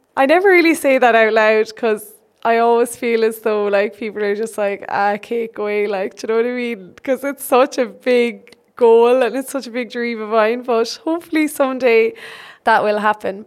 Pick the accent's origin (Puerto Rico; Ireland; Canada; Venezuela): Ireland; Birdhill, Munster; I am from Bird Hill in Ireland, Tipperary in Ireland